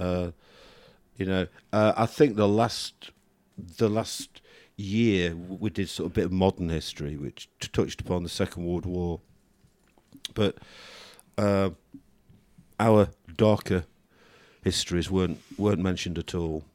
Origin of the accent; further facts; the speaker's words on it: United Kingdom; being British